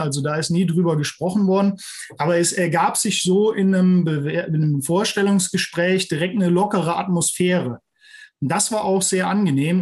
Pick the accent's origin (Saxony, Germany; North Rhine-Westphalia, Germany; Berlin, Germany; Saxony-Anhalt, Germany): North Rhine-Westphalia, Germany; Neunkirchen-Seelscheid; also born or lived in Bonn; now in near Trier, Germany; ich stamme ursprünglich aus der Region Lohmer, Neunkirchen-Seelscheid